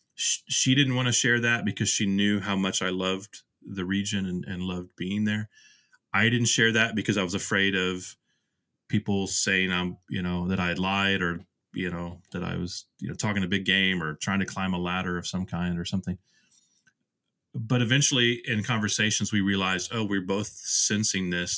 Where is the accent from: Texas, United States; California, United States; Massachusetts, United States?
Texas, United States; Houston; also born or lived in Nashville / Vermont; now in Kansas City, United States; the places I grew up in Houston